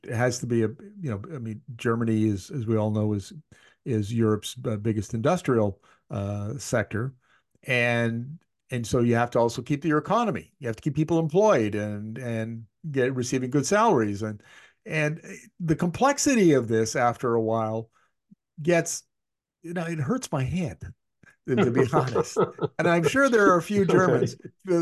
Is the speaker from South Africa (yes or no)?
no; Northern Canada, Canada; I grew up in Canada's north, where we used to have minus 50 for months on end